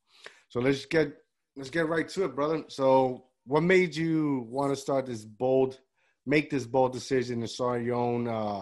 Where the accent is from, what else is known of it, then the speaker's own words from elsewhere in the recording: Jersey City, New Jersey, United States; I'm from Jersey City.